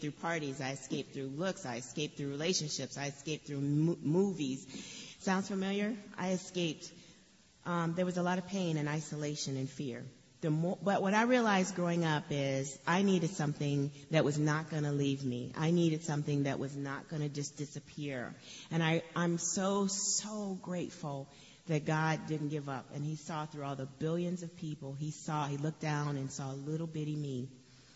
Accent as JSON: {"language": "English", "town": "Chicago", "region": "Illinois", "country": "United States", "tie": "born or raised there", "moved": "yes", "said": "I grew up in Chicago on the west. I was born on the west side of Chicago, and then grew up on the south side of Chicago."}